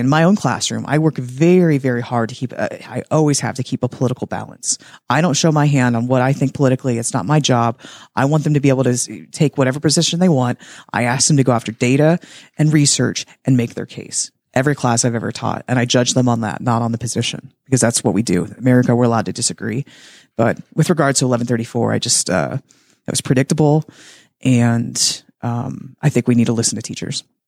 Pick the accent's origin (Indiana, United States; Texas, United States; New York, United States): Indiana, United States; Henry County; born and raised in Henry County, uh, graduated, also a Raider.